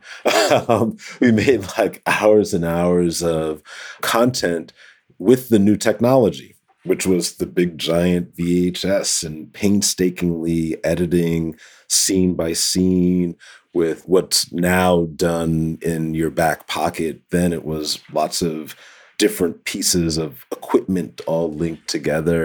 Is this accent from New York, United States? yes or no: yes; New York City, New York, United States; I grew up in the Bronx, New York, the Boogie Down Bronx